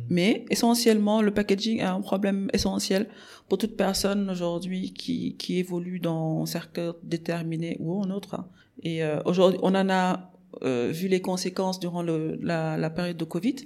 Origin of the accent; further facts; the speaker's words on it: Dakar, Senegal; also born or lived in Morocco; je suis sénégalaise. Euh, j'ai grandi à Dakar